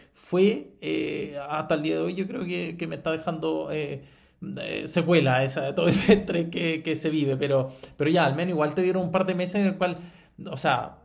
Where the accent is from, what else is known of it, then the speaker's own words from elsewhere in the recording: Chile; nosotros como chilenos